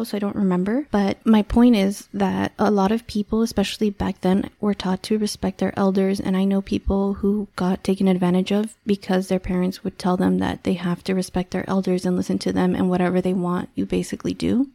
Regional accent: Los Angeles, California, United States; I'm from California, I'm from

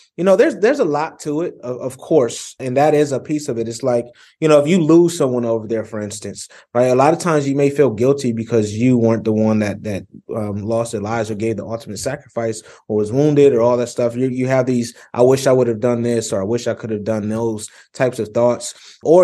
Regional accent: Rochester, New York, United States; growing up in Rochester, New York, I actually grew up in a polygamous household

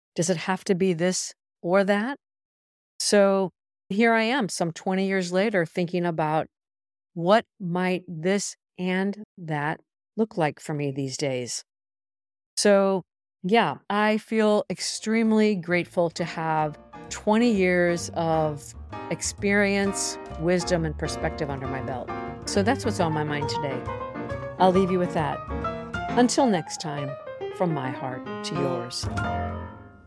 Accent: United States; moved away as an adult; also born or lived in Europe; I left the United States when I was twenty-one

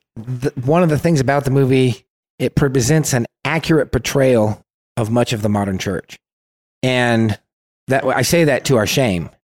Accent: California, United States; We're from California

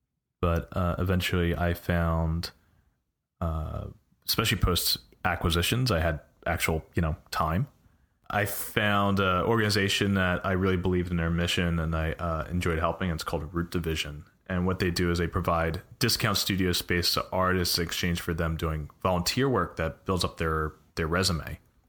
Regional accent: Philadelphia, Pennsylvania, United States; moved away as an adult; now in California, United States; I was born in West Philadelphia. I wasn't raised in West Philly. I grew up in Northeast Philly, but I was in West Philadelphia. I was born.

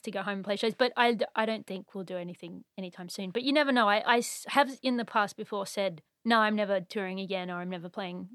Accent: Surfers Paradise, Queensland, Australia; moved away as an adult; also born or lived in Brisbane; now in Montreal, Canada; I'm actually from Surface Paradise

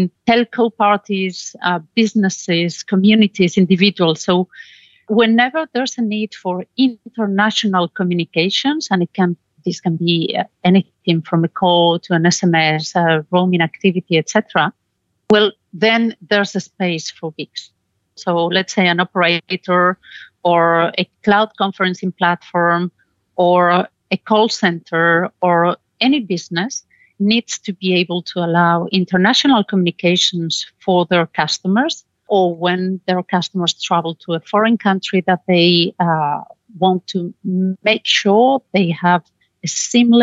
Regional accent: Spain; moved away as an adult; now in Belgium; I'm originally from Spain.

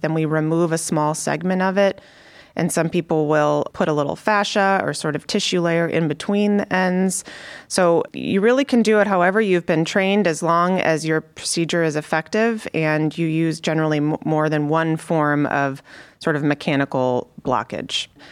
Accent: Connecticut, United States; moved away as an adult; also born or lived in Chicago, Illinois; now in Cleveland, United States; So I'm from the East Coast. I grew up in Connecticut.

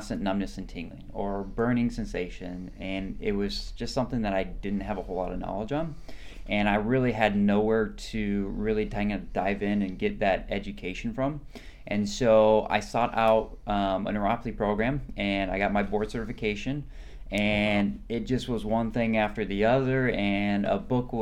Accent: Iowa, United States; moved away as an adult; now in Tampa, United States; I'm originally from Iowa, born and raised

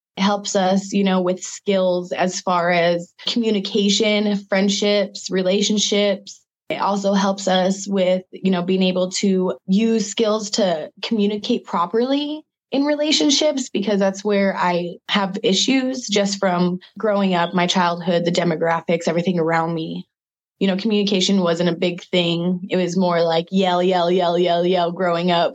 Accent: Spokane, Washington, United States; I'm from Spokane, Washington, and I'm a local artist

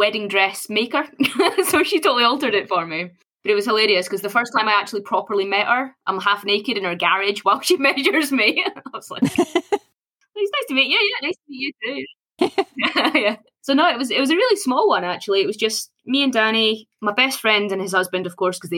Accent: Scotland, United Kingdom; Born and bred in Scotland.

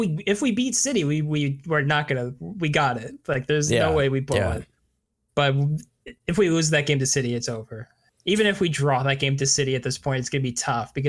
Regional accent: Canada; a Canadian hockey fan

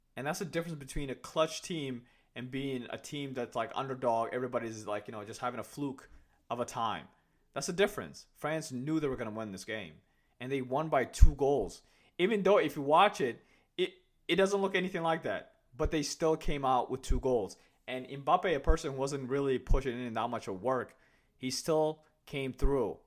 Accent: Kenya; now in United States; my parents are Somalians, and I was born in Kenya. I have never been to Somalia in my life, right? But when I, whenever I tell people that I'm from Kenya

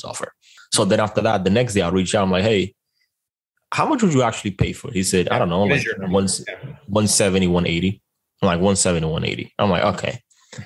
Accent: Dominican Republic; moved away; I am originally from the Dominican Republic

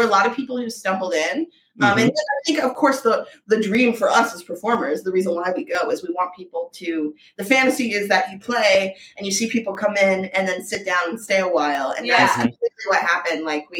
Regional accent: North Carolina, United States; now in New York City, United States; I'm from North Carolina. … and I are both from North Carolina.

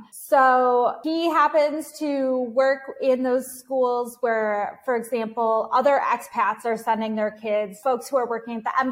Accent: United States; moved away as an adult; also born or lived in Kyiv, Ukraine / Kenya; now in Carthage, Tunisia; I am American

